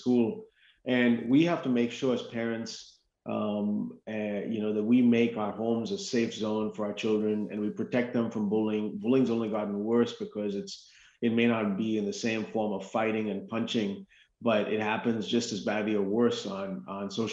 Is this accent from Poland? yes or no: no; India; moved away as an adult; now in United States; I came to this country when I was 18 in the late 1980s. And prior to that first 18 years of my life, I grew up in India.